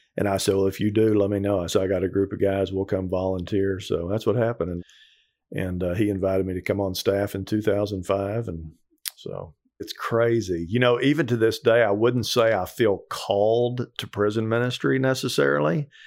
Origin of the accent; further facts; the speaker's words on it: Texas, United States; moved away; also born or lived in Colorado; I grew up in Texas